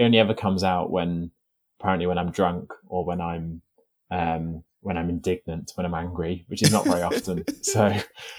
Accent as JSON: {"language": "English", "region": "North West England", "country": "United Kingdom", "tie": "born or raised there", "said": "I sort of have quite a neutral accent, but I'm from Merseyside. That's where I was born and where I grew up."}